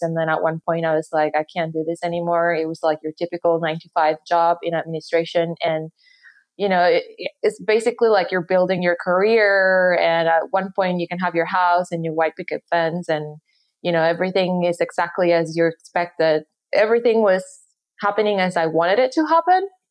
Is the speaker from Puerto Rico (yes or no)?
yes; Puerto Rico; moved away as an adult; I'm from Puerto Rico. I grew up there. I went to high school there